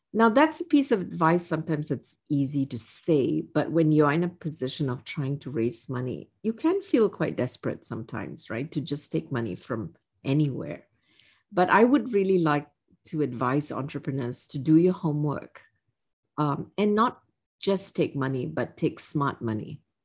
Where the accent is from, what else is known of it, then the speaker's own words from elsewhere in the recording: Singapore; moved away as an adult; I was born and raised in Singapore